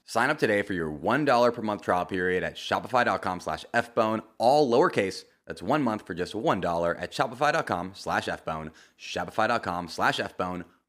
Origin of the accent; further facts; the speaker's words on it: United States; I'm American